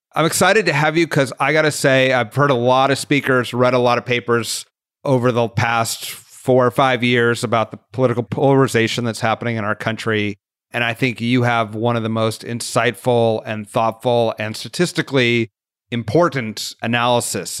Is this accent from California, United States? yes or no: yes; Santa Cruz, California, United States; I'm from Santa Cruz, California, and so I am certainly living in a partisan, segregated community